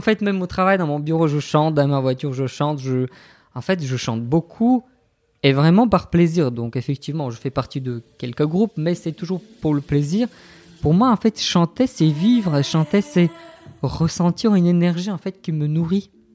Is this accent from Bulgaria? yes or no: yes; Bulgaria; French is a second language; moved away as an adult; also born or lived in Rennes, France; now in Brest, France; je n'ai jamais voulu quitter la Bulgarie.